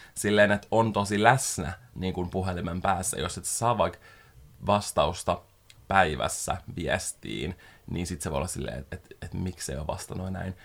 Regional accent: Espoo, Uusimaa, Finland; also born or lived in Helsinki; mä oon asunut koko elämäni pääkaupunkiseudulla. Mä oon syntynyt Helsingissä, asunut kolme vuotta siellä. Ja sitten mä muutin Espooseen

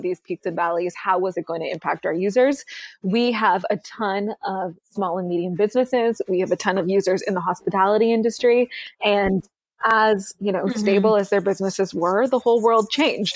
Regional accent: Canada; moved away; I'm Canadian originally.

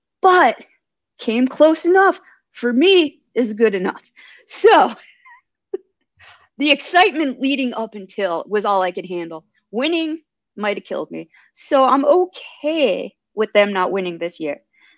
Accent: Bronx, New York, United States; My dad's from the Bronx. So I grew up in the Bronx a little bit.

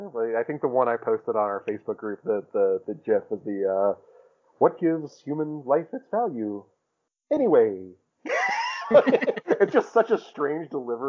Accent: Brooklyn, New York, United States; If you are thinking about leaving a bad one, I'm from Brooklyn.

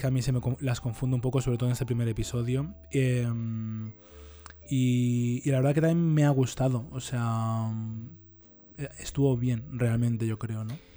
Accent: Leganés, Community of Madrid, Spain; yo también soy de Leganés

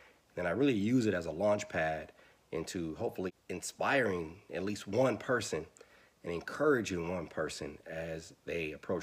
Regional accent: Milwaukee, Wisconsin, United States; I'm from Milwaukee, Wisconsin, born and raised

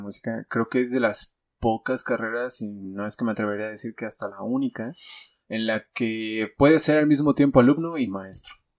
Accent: Mexico; los mexicanos

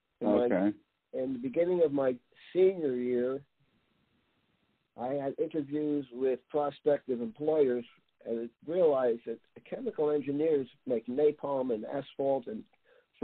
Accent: southern New Jersey, United States; also born or lived in Bronx, New York; we moved from the Bronx to southern New Jersey when I was less than a year

